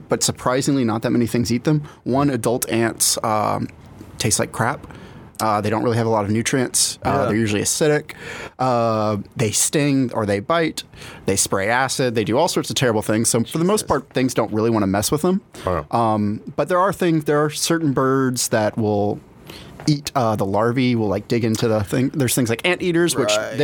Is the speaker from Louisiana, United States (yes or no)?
yes; South Louisiana, United States; now in California, United States; I'm from South Louisiana